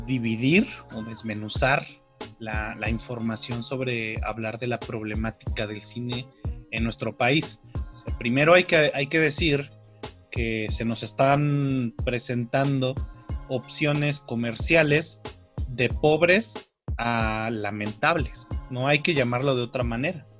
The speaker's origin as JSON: {"language": "Spanish", "country": "Mexico", "said": "A nosotros como mexicanos"}